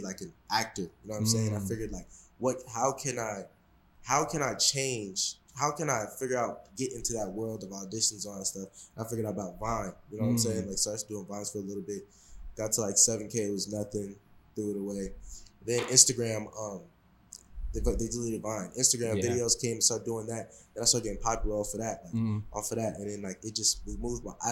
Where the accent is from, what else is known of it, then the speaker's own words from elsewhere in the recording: Seattle, Washington, United States; I'm from Seattle, so when I was younger and stuff like that, I wanted to do, like, a lot of people play basketball where I'm from